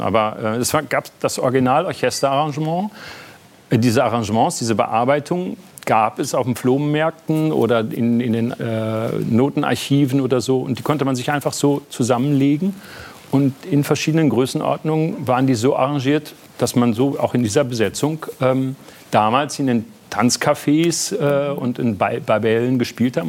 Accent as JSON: {"language": "German", "region": "North Rhine-Westphalia", "country": "Germany", "moved": "as an adult", "lives_now": "Berlin, Germany", "said": "ich war dann aber auch bockig als Westfale"}